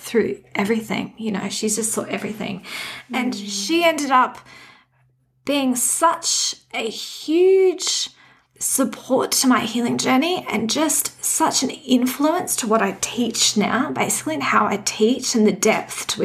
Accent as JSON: {"language": "English", "town": "Redcliffe", "region": "Queensland", "country": "Australia", "tie": "born or raised there", "also_born_or_lived": "Hobart, Tasmania / Forbes, New South Wales", "said": "So I did most of my growing up in Redcliffe, actually. So yeah, that's where I kind of grew up."}